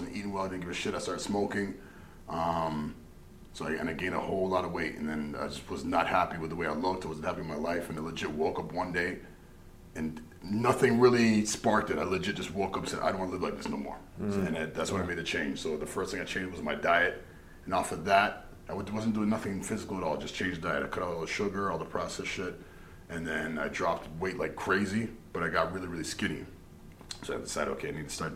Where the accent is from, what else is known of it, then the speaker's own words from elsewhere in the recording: Hamilton, Ontario, Canada; also born or lived in Toronto; So I was born in Toronto. But I moved to Hamilton when I was 8 years old